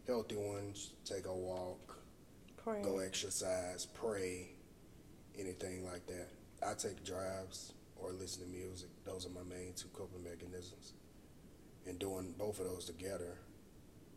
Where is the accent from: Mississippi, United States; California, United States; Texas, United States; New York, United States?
Mississippi, United States; Laurel; also born or lived in Hattiesburg, Mississippi; where I come from Laurel, Mississippi, born and raised. Even though I was born in Hattiesburg, but I definitely claim Laurel.